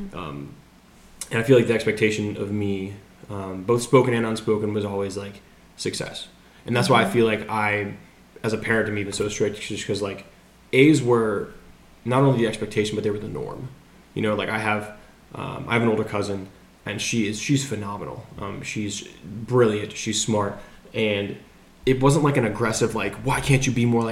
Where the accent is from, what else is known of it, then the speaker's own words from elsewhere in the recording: Montgomery County, D.C., Maryland, United States; moved away as an adult; I was born and raised in Montgomery County, which is 30 minutes outside of Washington, D.C.